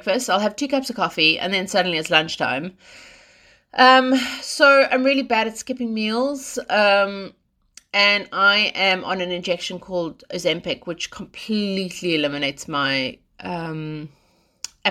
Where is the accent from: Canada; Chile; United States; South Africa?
South Africa; I'm South African